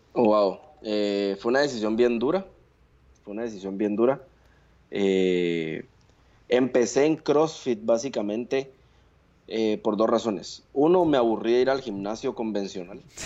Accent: Guatemala; moved away as an adult

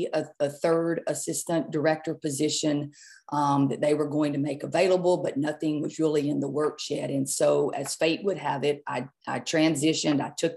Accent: Louisiana, United States; moved away as an adult; now in North Carolina, United States; I am originally from Louisiana. I was born there, went to high school there, played collegiate basketball there, and then was able to, I coached there, was an athletics director, was an assistant principal there

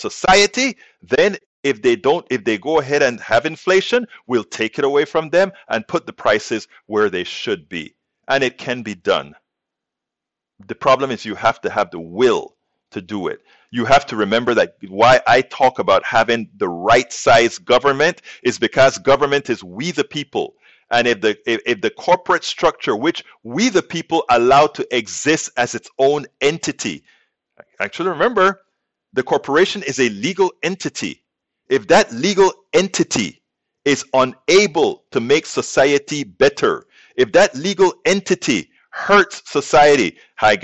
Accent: United States; we as American citizens

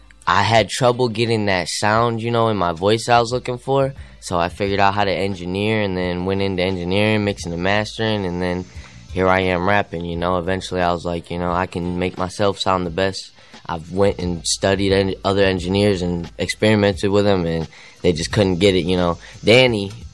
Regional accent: Grand Rapids, Michigan, United States; moved away; We're from Michigan

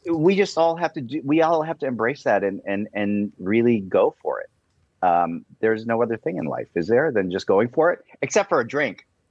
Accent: Cleveland, Ohio, United States; moved away; I was brought up in Cleveland

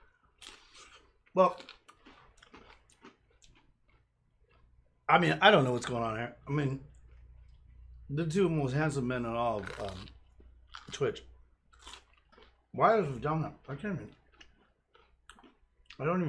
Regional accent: United States

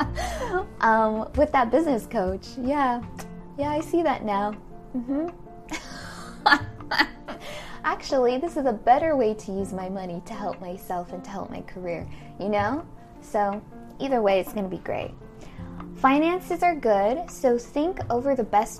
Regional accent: United States; we, as a American society, modern American society

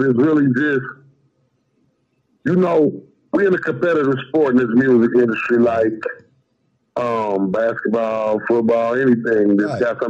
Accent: Midwest, United States; And I'm from the Midwest, so I listen to everything.

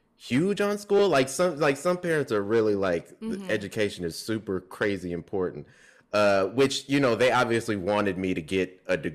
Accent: Chicago, Illinois, United States; also born or lived in South Holland / Memphis; So I was born in Chicago. We moved to South Holland, which is a Chicago suburb, when I was 7. And then, yeah, when I was 10, we moved to Memphis.

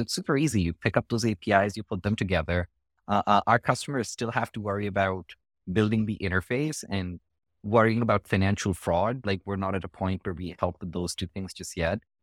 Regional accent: India; now in United States; the education system that I grew up with in India

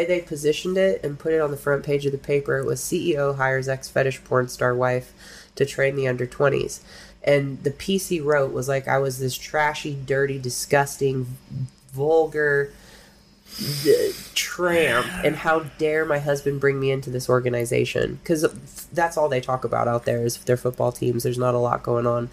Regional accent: Humboldt County, California, United States; I'm from Humboldt County

